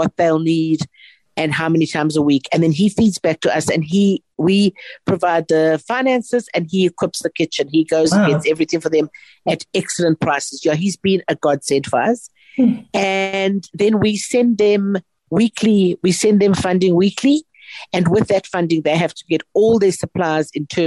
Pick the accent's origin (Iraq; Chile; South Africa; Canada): South Africa; our country has endured so much over so long, and we are resilient